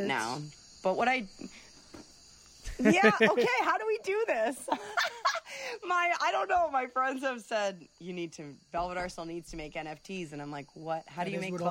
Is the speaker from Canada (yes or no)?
yes; Windsor, Ontario, Canada; moved away; my hometown of Windsor, Ontario